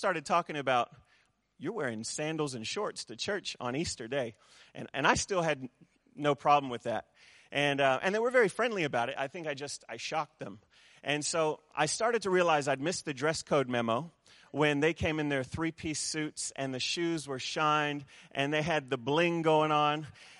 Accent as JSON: {"language": "English", "country": "New Zealand", "tie": "born or raised there", "also_born_or_lived": "United States", "said": "I'm a Kiwi boy at heart, even though my accent would say otherwise. My mom's a Kiwi, and so I've bounced back and forth between New Zealand and the States most of my life."}